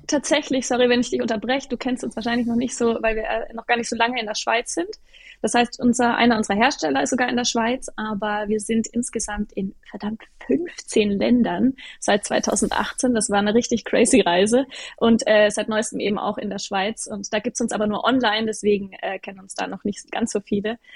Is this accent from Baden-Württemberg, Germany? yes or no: no; Würzburg, Bavaria, Germany; moved away as an adult; also born or lived in Munich; Ich wollte aber aus Würzburg, aus meinem Heimatort raus